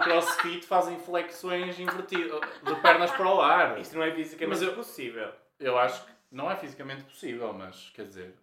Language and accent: Portuguese; Porto, Norte, Portugal; sei se nota pelo sotaque, mas somos do Porto